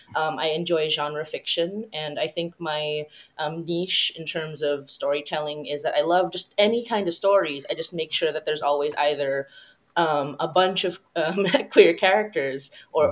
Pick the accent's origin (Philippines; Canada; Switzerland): Philippines; I come from the Philippines, which is a Catholic